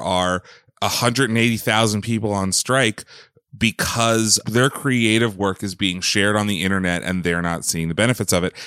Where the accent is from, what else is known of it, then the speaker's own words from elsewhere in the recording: Pennsylvania, United States; I grew up in Pennsylvania